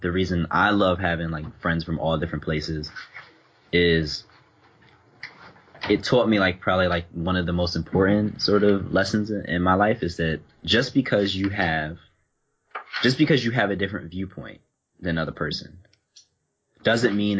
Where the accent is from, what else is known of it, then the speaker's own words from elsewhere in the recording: Philadelphia, Pennsylvania, United States; moved away as an adult; also born or lived in Germany; now in England; my friends, of course, were all from where I grew up in Philly.